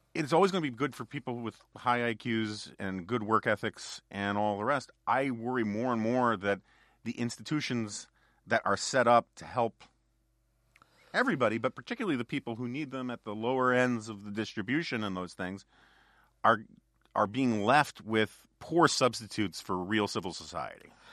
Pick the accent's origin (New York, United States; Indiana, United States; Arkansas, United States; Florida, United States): New York, United States; New York City; born or raised there